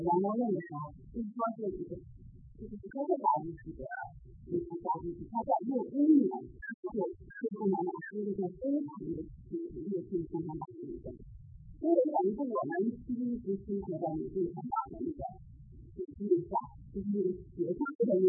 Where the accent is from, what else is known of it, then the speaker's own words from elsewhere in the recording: Shanxi, China; 我们是我我们是我那个是那个山西，他要是在这个说话在山西话什么的，我真的是不会讲